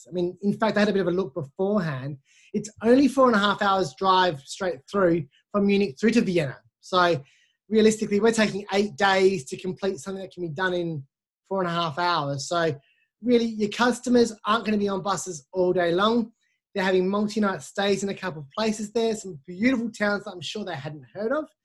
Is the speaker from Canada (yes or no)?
no; Adelaide, South Australia, Australia; accent: Australian; I'm originally from Adelaide, and we overpronounce everything because we do speak the Queen's English in, in Adelaide.